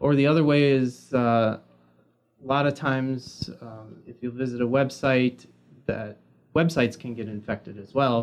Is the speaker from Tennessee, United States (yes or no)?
no; Milwaukee, Wisconsin, United States; I'm a Milwaukee native